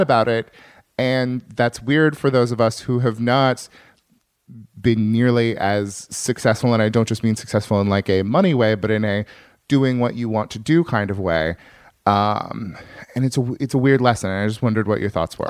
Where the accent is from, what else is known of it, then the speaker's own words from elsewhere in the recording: farm town north of San Francisco, California, United States; now in Los Angeles, United States; I'm a Californian, I like California